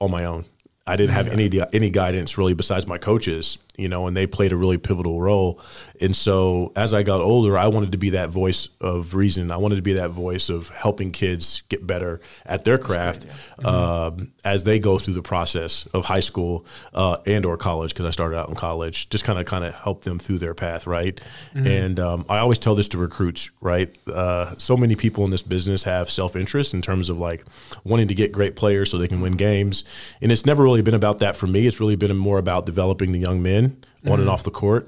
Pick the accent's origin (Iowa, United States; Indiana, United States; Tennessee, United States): Indiana, United States; moved away; growing up in Indiana, basketball was king